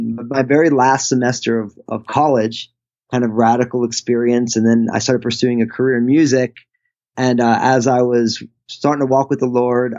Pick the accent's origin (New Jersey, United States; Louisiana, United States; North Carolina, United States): New Jersey, United States; I grew up, I'm all Italian from the Northeast, New Jersey